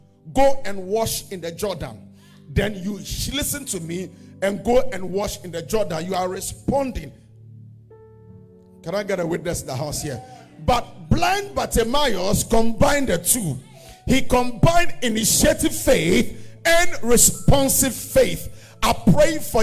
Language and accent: English; Accra, Greater Accra, Ghana; also born or lived in Kotobabi, Ghana; I was born in Ghana at a place called Kotobebi. I don't know where, if you know where that is. And I was raised at a place called Alajo.